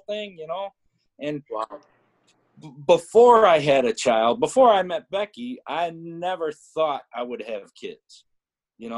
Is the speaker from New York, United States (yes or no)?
yes; Western New York, United States; also born or lived in Evansville, Indiana; I'm from here. I like it here in Western New York